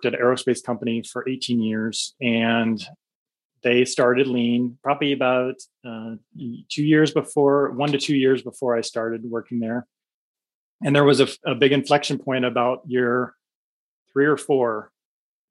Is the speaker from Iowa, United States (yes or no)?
yes; Iowa City, Iowa, United States; I grew up in Iowa City, where the University of Iowa is located